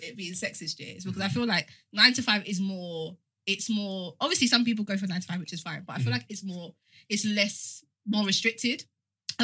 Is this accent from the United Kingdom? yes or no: no; Jamaica; I'm Jamaican.